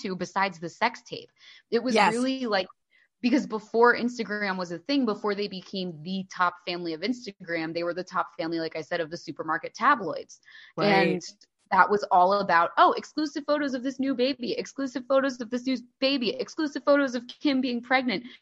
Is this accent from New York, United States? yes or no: no; New Jersey, United States; I grew up in New Jersey